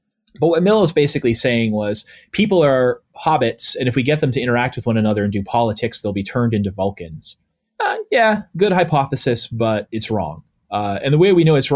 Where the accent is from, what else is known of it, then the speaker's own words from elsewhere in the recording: New England, United States; when I'm growing up in the New England area